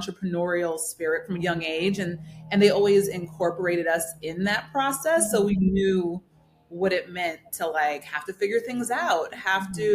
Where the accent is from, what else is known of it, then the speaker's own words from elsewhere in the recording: New Jersey, United States; also born or lived in New York; I grew up in New Jersey, born in New York, raised in New Jersey